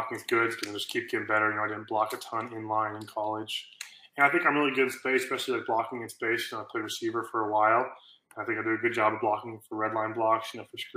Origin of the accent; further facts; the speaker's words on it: Norman, Oklahoma, United States; I grew up in Norman.